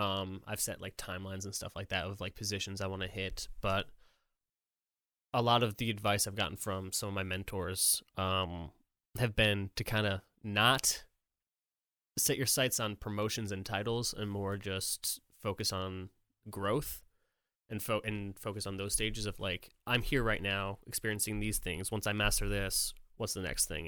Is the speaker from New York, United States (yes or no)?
yes; Poughkeepsie, New York, United States; moved away as an adult; now in Nashville, United States; I'm from New York